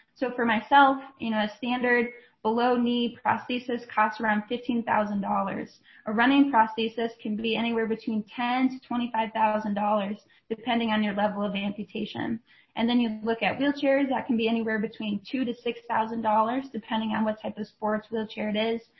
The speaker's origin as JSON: {"language": "English", "town": "Rochester", "region": "Minnesota", "country": "United States", "tie": "born or raised there", "said": "I grew up just outside of uh, Rochester, Minnesota"}